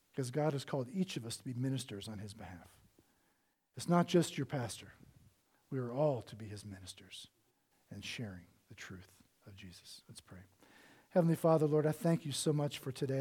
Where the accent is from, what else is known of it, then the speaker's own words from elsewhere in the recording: Cincinnati, Ohio, United States; I was born in Cincinnati, Ohio